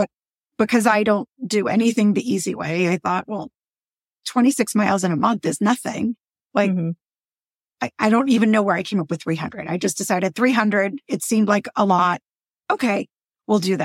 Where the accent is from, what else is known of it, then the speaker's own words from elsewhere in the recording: Boston, Massachusetts, United States; We're from Boston